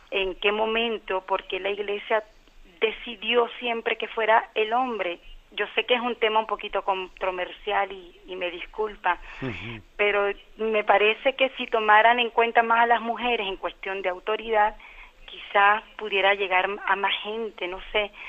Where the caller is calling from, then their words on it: Canary Islands, Spain; llamo de Gran Canaria, bendición.